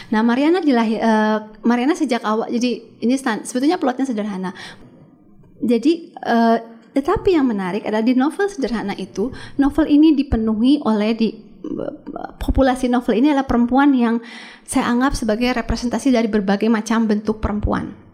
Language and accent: Indonesian; Bandung, West Java, Indonesia; itu kan settingnya Bandung. Saya kan orang Bandung.